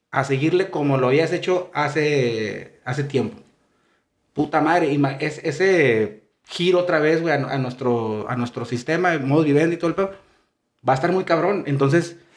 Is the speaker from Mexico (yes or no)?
yes; Mexico; Por tabú, porque somos mexicanos.